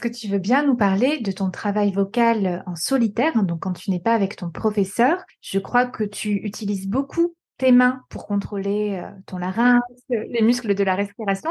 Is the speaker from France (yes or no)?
yes; Corsica, France; J'ai grandi en Corse